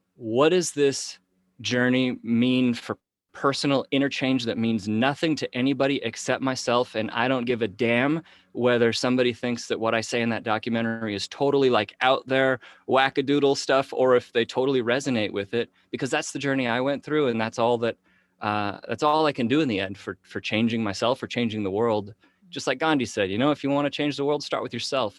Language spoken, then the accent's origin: English; Henderson, Nevada, United States; here in Henderson, Nevada